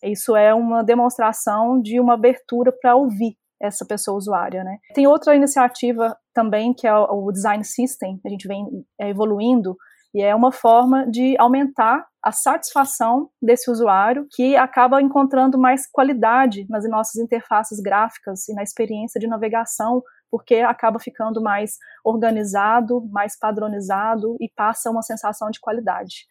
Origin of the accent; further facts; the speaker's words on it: Minas Gerais, Brazil; Eu sou mineira, formada em psicologia